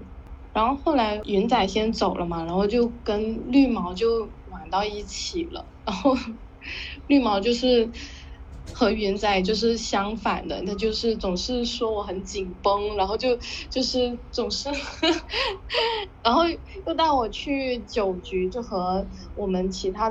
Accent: China; first language Hakka; 但其实他我的母语不是不是粤语，是客家话。

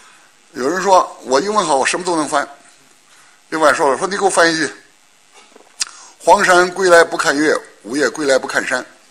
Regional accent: China; also born or lived in Shanghai; 我们中国人别跟着错

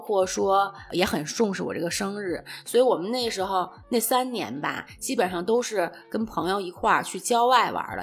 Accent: Beijing, China; 我小的时候在外婆家，外婆家呢也是在东四的一个胡同里头

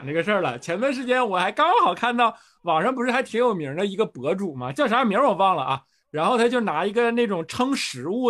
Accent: Northeast China, China; 你就咱们老家都东北的，

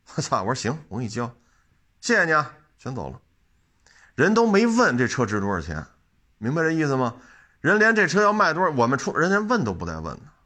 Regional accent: China; 我们中国人不能说就必须啊不许吃鱼、虾、螃蟹

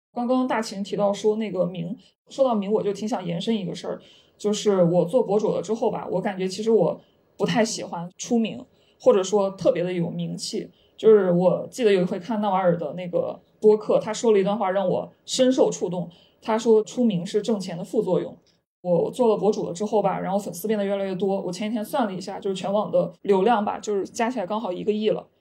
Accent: Henan, China; moved away; 二本出身呀，还有就是我也是来自河南一个就十八线小镇，就这样一个地方

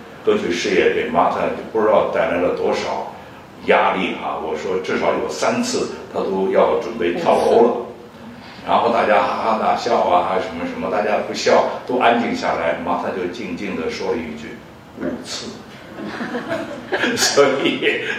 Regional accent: China; moved away; 我们中国人在西方的舞台上肯定不容易嘛，因为我是四十年以前出国的，而且是从上海走的。

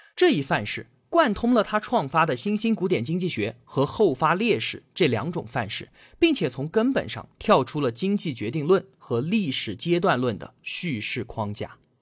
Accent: China; 我们中国人

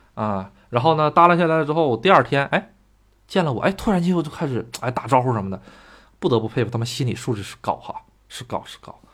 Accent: China; moved away as an adult; also born or lived in Japan; 咱这个中国人

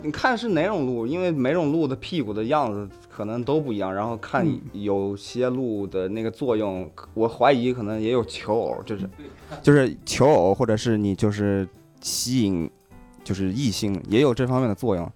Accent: Xishuangbanna, Yunnan, China; moved away as an adult; now in Vancouver, Canada; 因为我本身是西双版纳长大的

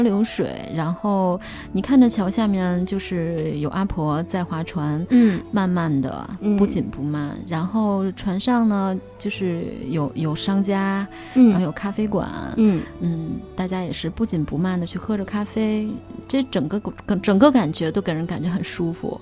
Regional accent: Beijing, China; 我来自北京嘛

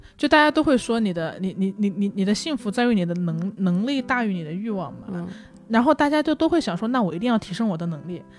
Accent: Hunan, China; now in Beijing, China; 我是湖南人，我在北京

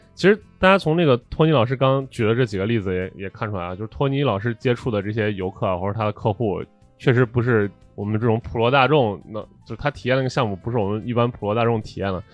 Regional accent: Xi'an, Shaanxi, China; 我们本地人作为西安本地人

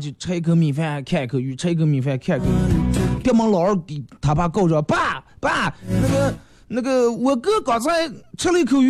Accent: China; 但是你发现我们中国人其实现在富裕了，也有钱了，但是幸福指数好像上升的不是那么太厉害。

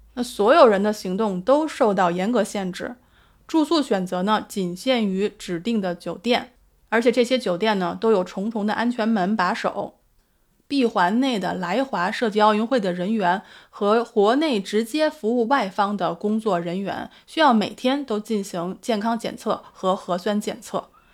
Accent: Beijing, China; now in Australia; 我是北京人，我的家人都在北京

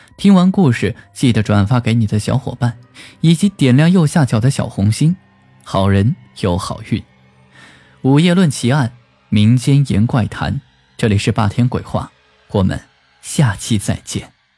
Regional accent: China; 我们中国人信佛的人也很多

